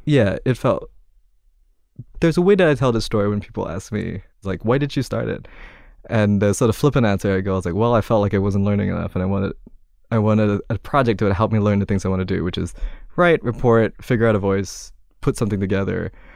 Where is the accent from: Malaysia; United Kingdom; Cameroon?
Malaysia; Kuala Lumpur; moved away as an adult; now in New York, United States; I'm from Kuala Lumpur, Malaysia originally